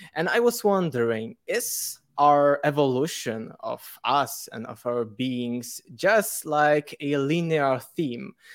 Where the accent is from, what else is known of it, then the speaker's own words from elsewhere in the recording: Poland; English is a second language; I'm from Poland